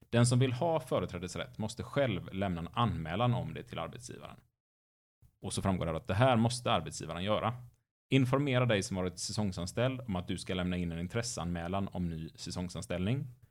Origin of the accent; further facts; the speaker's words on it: Gothenburg, Västra Götaland, Sweden; varje år så skar man ner skolan i den stadsdelsnämnden där jag växte upp. Och då åkte man in till ett stort torg i Göteborg